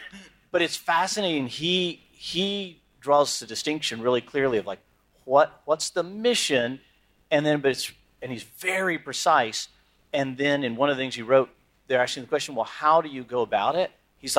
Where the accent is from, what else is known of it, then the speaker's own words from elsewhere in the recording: Turkey; Like, I'm from Turkey, we just had this earthquake.